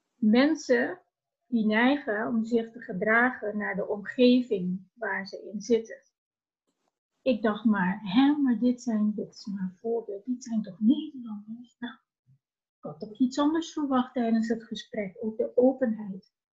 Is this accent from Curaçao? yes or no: yes; Curaçao; now in Netherlands; vertrokken vanuit Curaçao. Mijn idee was, als ik me verder wilde ontwikkelen, eh, wil ik niet ergens blijven waar ik geboren ben